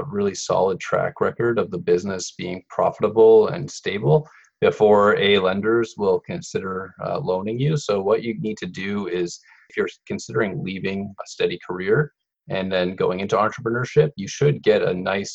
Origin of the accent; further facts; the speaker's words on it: Saint John, New Brunswick, Canada; moved away as an adult; we moved back to my hometown of St. John for a few years